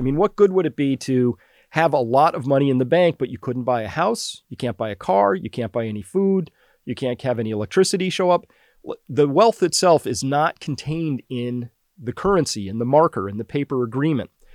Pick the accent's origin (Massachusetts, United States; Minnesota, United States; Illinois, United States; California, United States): Massachusetts, United States; I'm from Massachusetts